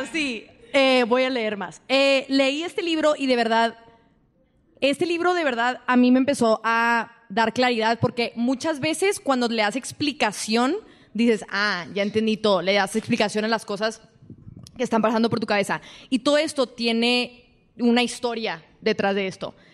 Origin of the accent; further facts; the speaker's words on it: El Paso, Texas, United States; moved away as an adult; also born or lived in Ciudad Juárez, Mexico / New York; me regreso al paso de donde soy